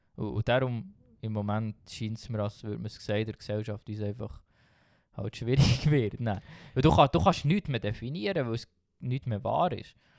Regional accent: Switzerland; als Schweizer oder als Westler

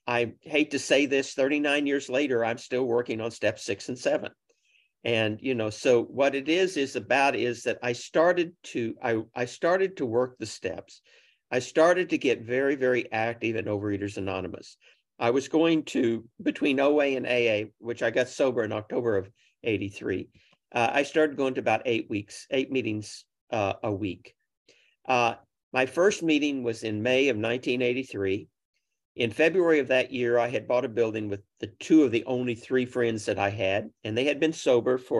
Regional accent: Oklahoma City, Oklahoma, United States; I grew up in Oklahoma City.

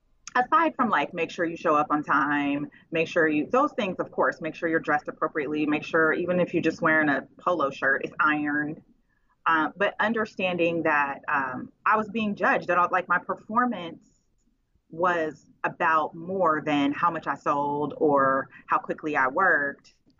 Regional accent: Oakland, California, United States; Now we're from Oakland and Richmond, especially.

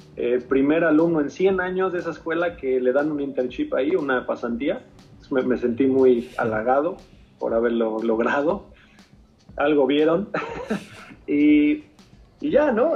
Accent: Mexico; moved away; siendo mexicano y bueno, eh, viniendo de, de, México

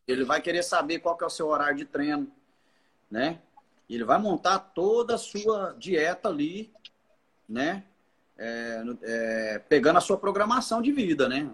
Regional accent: Goiás, Brazil; now in Palmas, Brazil; Eu sou goiano

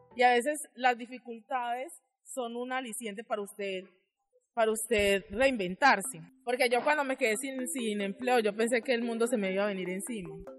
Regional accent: Chigorodó, Antioquia, Colombia; soy del municipio de Chigorodó

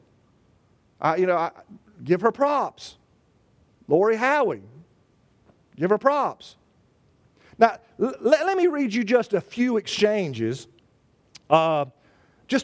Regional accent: Charlotte, North Carolina, United States; moved away; a newspaper in Charlotte from my hometown

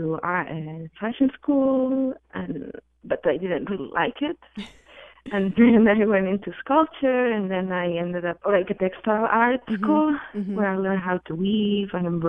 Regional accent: Barcelona, Catalonia, Spain; I'm from Spain. I'm from Barcelona.

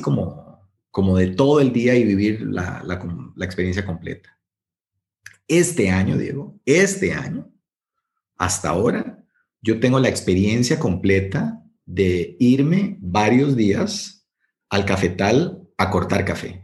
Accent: Guanacaste, Costa Rica; yo soy de Guanacaste

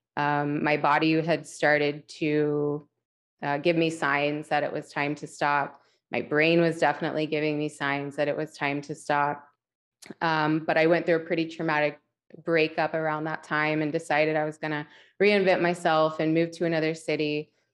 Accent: West Virginia, United States; moved away; I was born and raised in West Virginia

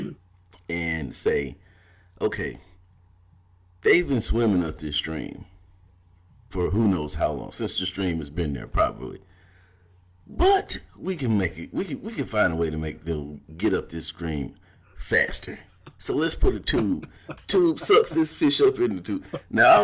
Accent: Valdosta, Georgia, United States; also born or lived in Shelby, North Carolina / Ohio; I was born in Shelby, North Carolina. I went from there to Ohio and then ended up in Valdosta, Georgia. So I was basically raised in the Bible Belt

